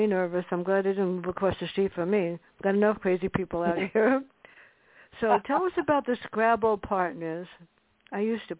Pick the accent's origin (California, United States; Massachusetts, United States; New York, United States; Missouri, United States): New York, United States; New York City; a hospital where I grew up in the Bronx